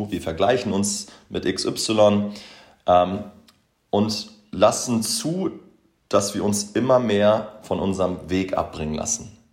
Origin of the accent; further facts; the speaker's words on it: Boberg, Hamburg, Germany; Ja, ich bin damals in Boberg aufgewachsen, das ist so irgendwie mein, mein Happy Place